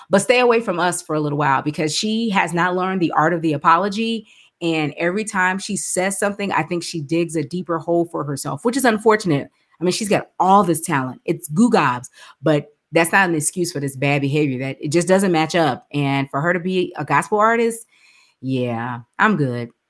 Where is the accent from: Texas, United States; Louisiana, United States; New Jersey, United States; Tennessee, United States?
Texas, United States; I wish that someone like a …, we're both from Texas.